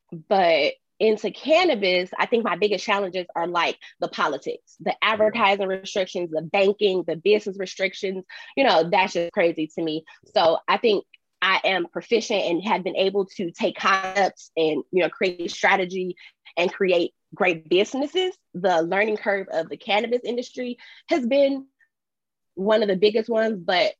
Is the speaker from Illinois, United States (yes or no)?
yes; Chicago, Illinois, United States; moved away as an adult; now in San Diego, United States; I'm originally from Chicago. I moved to San Diego 3 years ago